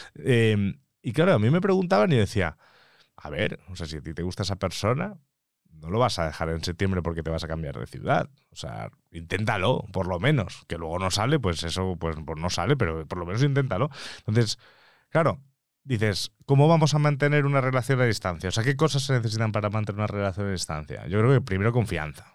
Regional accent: Mallorca, Balearic Islands, Spain; moved away as an adult; now in Madrid, Spain; yo que soy de provincia, yo que soy de Mallorca

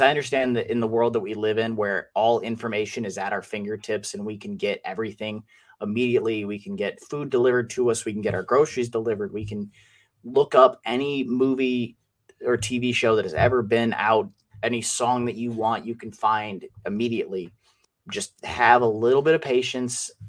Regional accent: Wisconsin, United States; I'm from Wisconsin

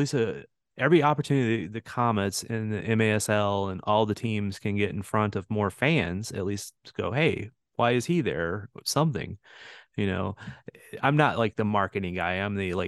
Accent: St. Louis, Missouri, United States; moved away as an adult; I grew up in St. Louis

